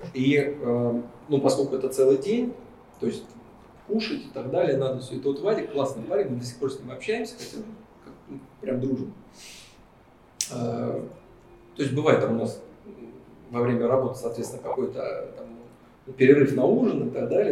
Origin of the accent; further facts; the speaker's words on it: Kaluga, Kaluga Oblast, Russia; в Калуге как бы, в родном городе